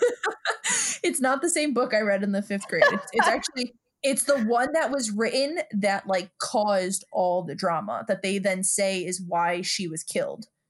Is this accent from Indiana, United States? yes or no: no; New York City, New York, United States; we're two broads from Brooklyn